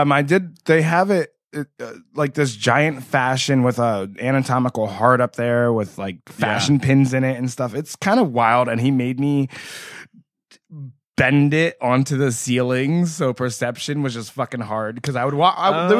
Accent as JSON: {"language": "English", "region": "New Jersey", "country": "United States", "moved": "as an adult", "lives_now": "San Diego, United States", "said": "I'm from New Jersey."}